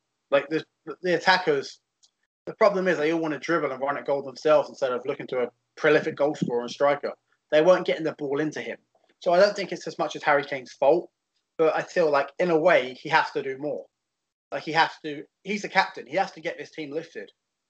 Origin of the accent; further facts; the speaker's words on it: England, United Kingdom; I'm English